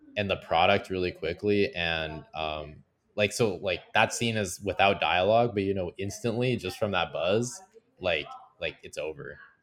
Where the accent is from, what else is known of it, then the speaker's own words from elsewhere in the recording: Canada; I'm proud to be Canadian today